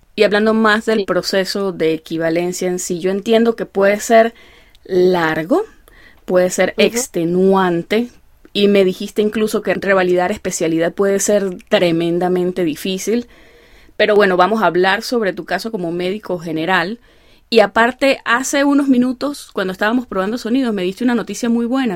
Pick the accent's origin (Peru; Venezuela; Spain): Venezuela; yo soy una venezolana que no sabe bailar salsa